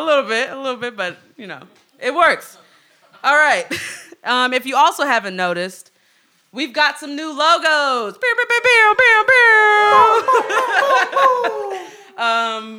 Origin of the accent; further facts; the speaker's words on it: Oakland, California, United States; I'm from the West Coast because I am